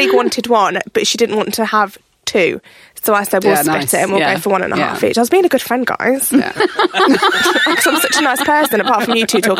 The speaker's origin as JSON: {"language": "English", "country": "United Kingdom", "said": "we're British as well"}